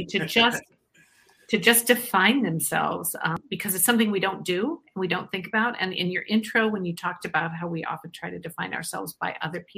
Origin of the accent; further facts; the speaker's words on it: Iowa, United States; now in Eden Prairie, United States; I'm actually from Iowa originally